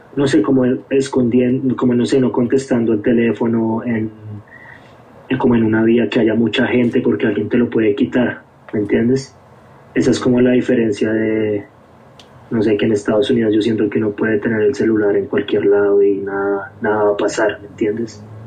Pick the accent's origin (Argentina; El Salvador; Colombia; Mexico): Colombia; Bogotá; moved away as an adult; also born or lived in Philadelphia; now in United States; mi infancia yo crecí en, el, en Bogotá, nací en Bogotá